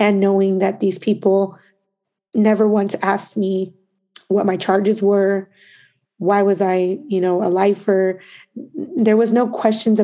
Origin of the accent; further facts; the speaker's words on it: Santa Ana, California, United States; my journey begins in Santa Ana, in Orange County. I grew up there. That is my hometown.